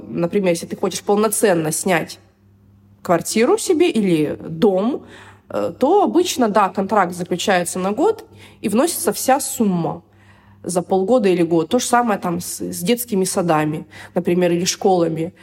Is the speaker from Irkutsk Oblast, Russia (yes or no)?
yes; Irkutsk, Irkutsk Oblast, Russia; moved away as an adult; also born or lived in Moscow, Russia; now in Dubai, United Arab Emirates; я приехала из Иркутска, кстати, да, я забыла сказать, я родилась в Иркутске, в Сибири